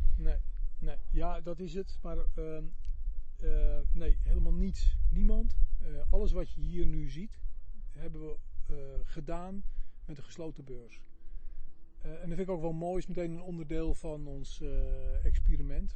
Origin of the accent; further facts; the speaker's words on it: Zaanstreek, North Holland, Netherlands; ik kom uit de Zaanstreek, dat was toen het grootste industriële gebied